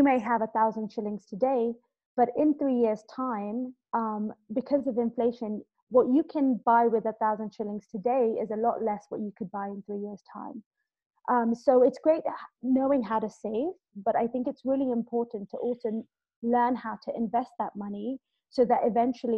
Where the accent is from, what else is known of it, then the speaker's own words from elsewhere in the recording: Kenya; also born or lived in London; I'm originally Kenyan, born and raised here, and I went off to London to study.